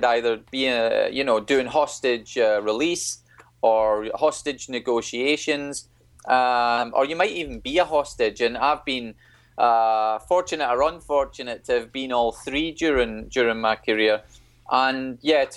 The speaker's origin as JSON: {"language": "English", "country": "United Kingdom", "said": "We're British"}